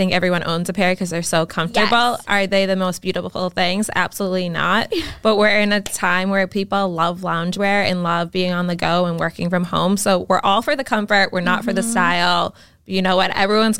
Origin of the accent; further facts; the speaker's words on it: Quincy, Massachusetts, United States; Born and raised in Quincy.